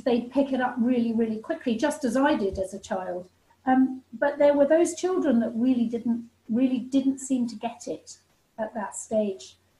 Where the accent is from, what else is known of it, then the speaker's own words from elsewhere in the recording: England, United Kingdom; I came back to England